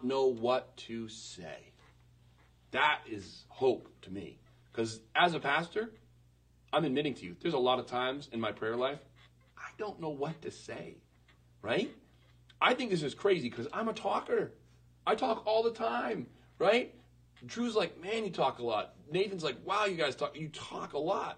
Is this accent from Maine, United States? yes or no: yes; Western Maine, United States; I was born in 1982 in Western Maine